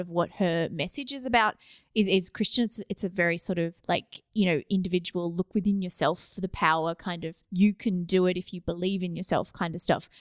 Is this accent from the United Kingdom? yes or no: no; Australia; I grew up in Australia